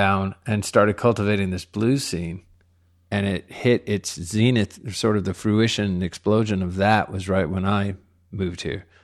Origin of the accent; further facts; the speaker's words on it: Laredo, Texas, United States; now in Austin, United States; I'm from Laredo.